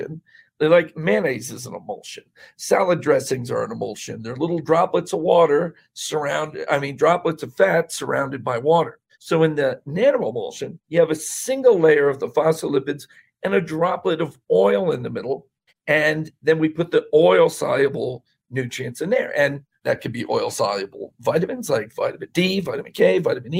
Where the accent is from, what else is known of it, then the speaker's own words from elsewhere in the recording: Bethlehem, Pennsylvania, United States; I was born in Bethlehem